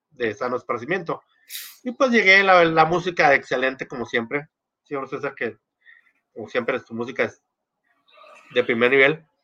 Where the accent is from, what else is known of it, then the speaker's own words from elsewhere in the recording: Argentina; Eh, soy argentino.